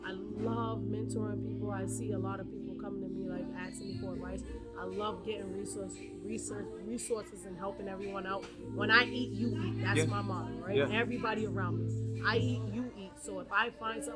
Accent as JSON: {"language": "English", "town": "Boston", "region": "Massachusetts", "country": "United States", "tie": "born or raised there", "said": "I grew up in Roxbury, Boston, Massachusetts."}